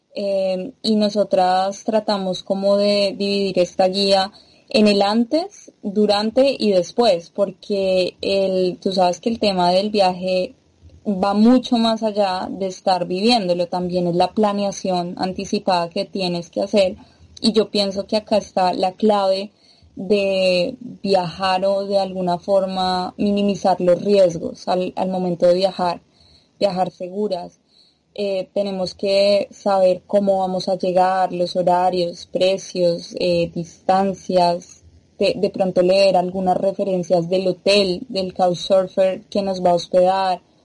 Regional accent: Colombia; moved away as an adult; also born or lived in Brazil; now in Brussels, Belgium; vengo de Colombia

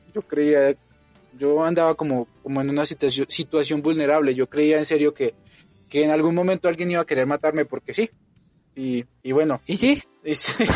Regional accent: Colombia; now in Mexico; Yo sí soy colombiano.

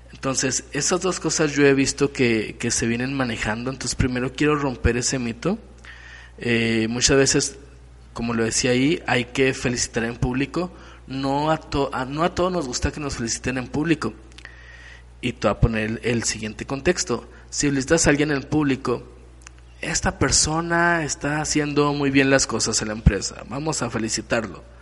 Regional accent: Mexico; Aparte esto como mexicanos nos pone en un mal en un mal lugar.

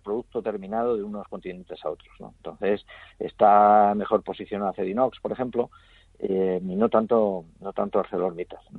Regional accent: Spain; yo soy español

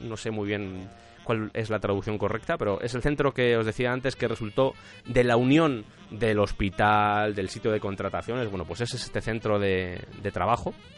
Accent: Spain; yo, por ejemplo, soy de España

